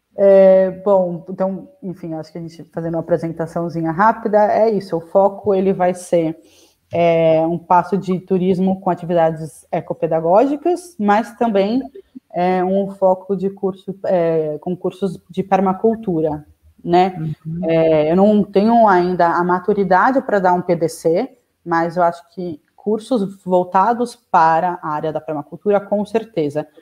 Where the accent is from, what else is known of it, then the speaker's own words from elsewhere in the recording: São Paulo, Brazil; also born or lived in Piracaia; sou de São Paulo, capital